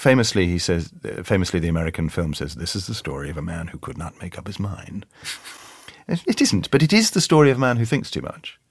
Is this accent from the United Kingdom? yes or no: yes; London, United Kingdom; I grew up in South London, and when I go and see my football team, A F C Wimbledon, I still come out talking like this